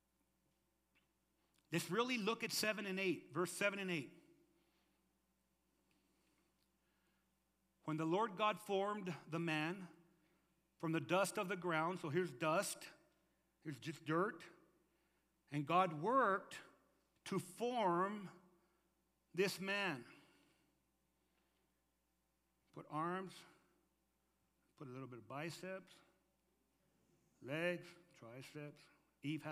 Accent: Lordsburg, New Mexico, United States; moved away as an adult; also born or lived in Arizona; I was born in Lordsburg, New Mexico.

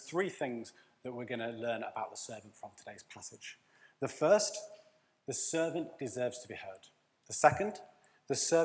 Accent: Leeds, Yorkshire and the Humber, United Kingdom; So we would pay Yorkshireman mode, because we're from Leeds

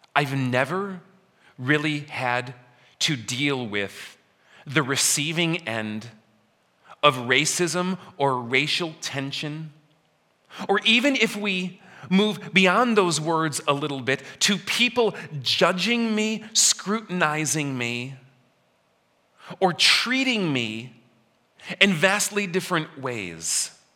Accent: Elmhurst, Illinois, United States; moved away; my hometown of Elmhurst, where I grow up

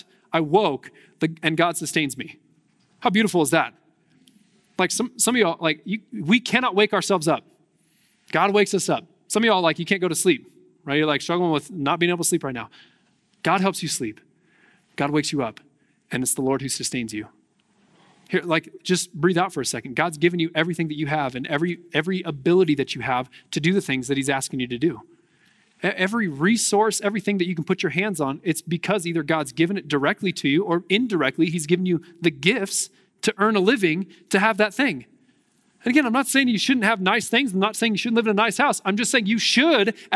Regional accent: United States

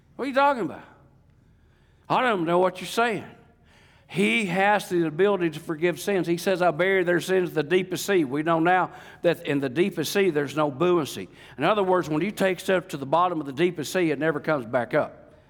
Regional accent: Lake DeGray, Ouachita River, Arkansas, United States; accent: real South; I grew up on Lake DeGray. I grew up on the Washita River.

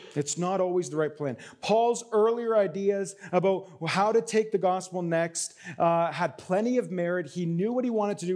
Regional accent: Canada; I'm Canadian

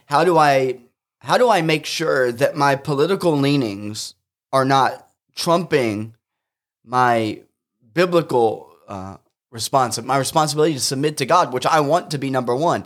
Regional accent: United States; as an American Christian

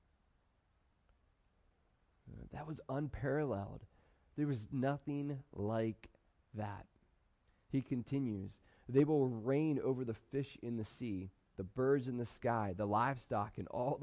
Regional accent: United States; I love being an American. I love being in America.

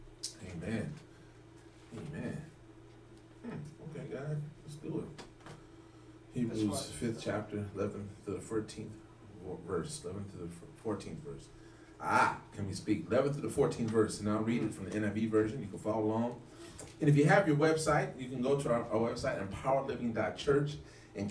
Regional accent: Los Angeles, California, United States; I grew up in the Midwest in Los Angeles

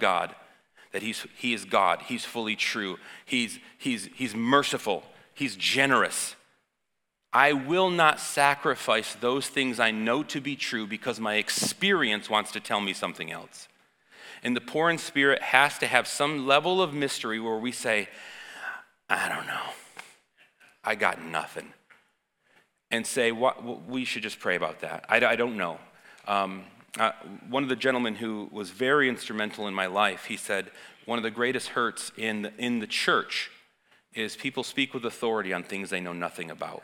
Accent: United States; I'm American

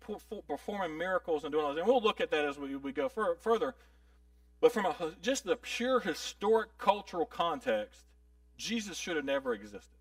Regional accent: the South, United States; accent: Southern drawl; the Southern drawl, right? If I go up north, everyone knows, if I go to New York City and talk to people up in New York City, they're going to know I'm not from New York City, just if I open my mouth

